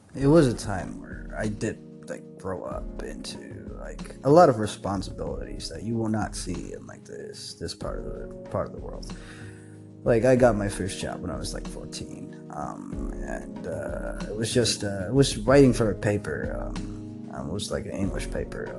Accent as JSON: {"language": "English", "town": "Kathmandu", "region": "Bagmati", "country": "Nepal", "tie": "born or raised there", "said": "growing up in Nepal and in Kathmandu"}